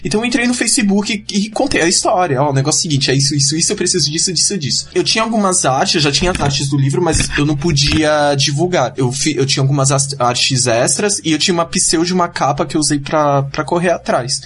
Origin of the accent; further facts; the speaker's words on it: Cubatão, São Paulo, Brazil; moved away as an adult; now in São Paulo, Brazil; eu era de Cubatão, agora eu, sou, agora eu tô morando aqui em São Paulo